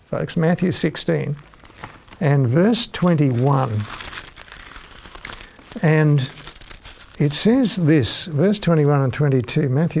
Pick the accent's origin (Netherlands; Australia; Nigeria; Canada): Australia; Launceston, Tasmania; as a small boy being a town kid growing up in Launceston in Tasmania